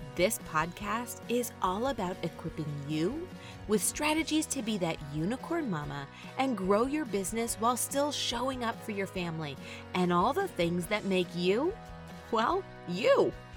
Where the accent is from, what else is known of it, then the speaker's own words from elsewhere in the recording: Southern California, United States; I have been born and raised in Southern California.